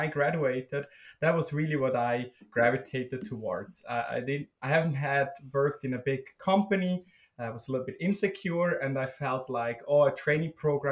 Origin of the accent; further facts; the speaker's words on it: Switzerland; moved away as an adult; also born or lived in Germany; now in Minnesota, United States; I was born and raised in Switzerland.